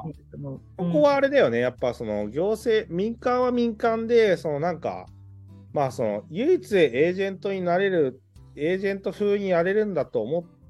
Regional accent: Iwanuma, Miyagi, Japan; also born or lived in Tokyo; 自分の生ま れ育った町

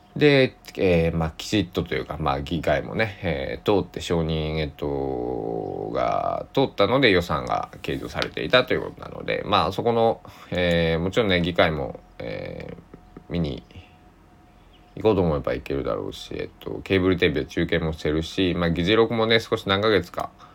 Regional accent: Susaki, Kochi, Japan; born or raised there

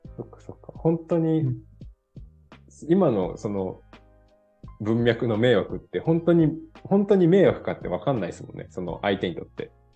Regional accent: Kansai, Osaka, Japan; now in Denmark; 私、関西出身なんで、大阪のね

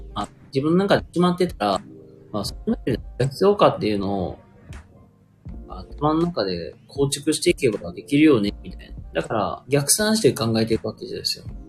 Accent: Kansai, Japan; accent: Kansai dialect; now in Hyogo, Japan; 僕まあ一応関西人なんで、結構関西弁で、まあ話してる。

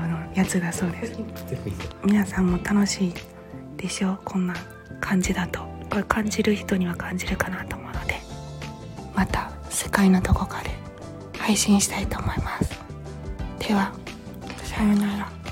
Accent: Awaji Island, Hyogo, Japan; moved away; 私あの淡路島生まれなんですけど

